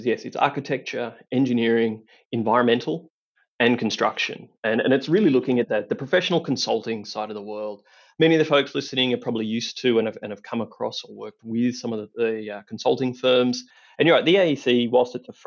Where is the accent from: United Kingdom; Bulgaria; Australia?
Australia; country Victoria; accent: Aussie twang; moved away as an adult; also born or lived in Melbourne, Australia; now in Denver, United States; I am indeed Australian. I grew up in country Victoria and lived in Melbourne for many years.